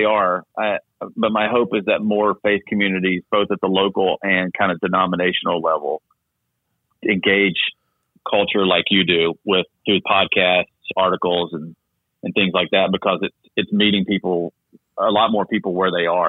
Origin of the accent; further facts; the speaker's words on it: the South, United States; I grew up in the South, small town.